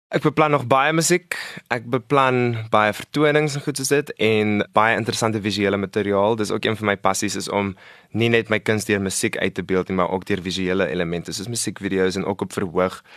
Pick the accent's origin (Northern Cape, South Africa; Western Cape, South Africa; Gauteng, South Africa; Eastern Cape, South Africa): Gauteng, South Africa; Centurion; ek is van Centurion af. Ek bly daarso maar my hele lewe. Ek ek dink ons het daartoe getrek toe ek 4 was.